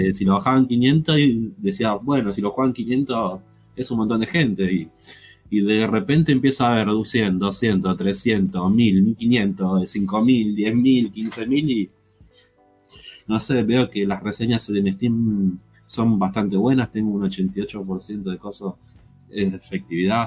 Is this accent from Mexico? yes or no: no; Argentina; acá en mi país